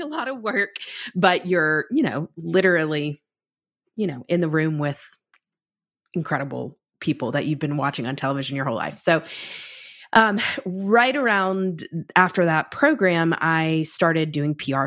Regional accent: North Carolina, United States; moved away as an adult; I was from North Carolina

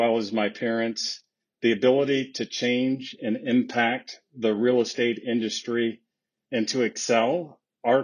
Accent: Flint, Michigan, United States; I was born and raised in Flint, Michigan

